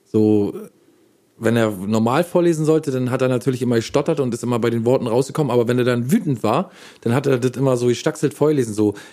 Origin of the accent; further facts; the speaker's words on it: Berlin, Germany; bei uns in Berlin.